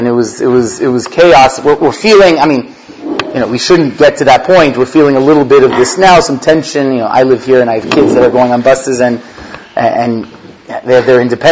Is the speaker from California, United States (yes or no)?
yes; Los Angeles, California, United States; born and raised in Los Angeles to Baruch Hashem, a frum family.